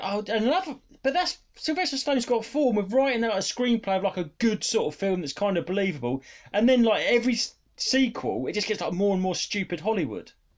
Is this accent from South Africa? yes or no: no; United Kingdom; being British